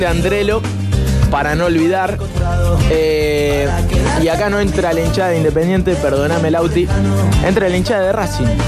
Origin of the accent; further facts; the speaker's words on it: Mar del Plata, Buenos Aires Province, Argentina; yo soy de Mar del Plata, nací en Mar del Plata en realidad